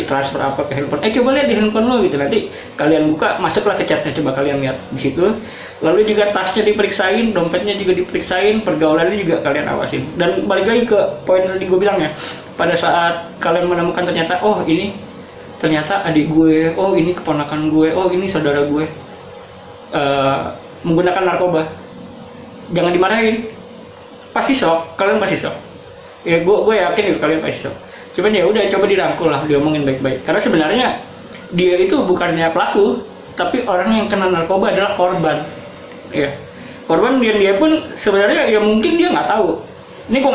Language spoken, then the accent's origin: Indonesian; Jakarta, Indonesia; gue dilahirkan dan besar di Jakarta Pusat di daerah Pasar Baru